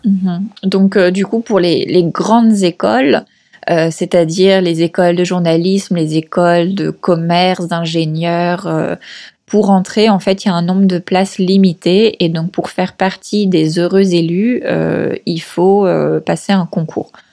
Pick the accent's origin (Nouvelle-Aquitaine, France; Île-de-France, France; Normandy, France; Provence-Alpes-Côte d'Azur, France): Île-de-France, France; Paris region; moved away as an adult; now in Lima, Peru; je suis française. j'ai grandi en région parisienne